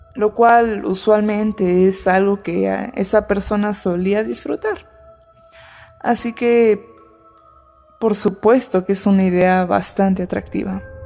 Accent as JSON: {"language": "Spanish", "country": "Mexico", "said": "nosotros mexicanos"}